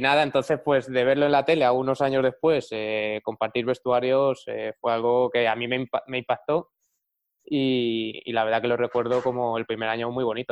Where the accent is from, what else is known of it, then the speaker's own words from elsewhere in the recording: Madrid, Community of Madrid, Spain; yo soy de Madrid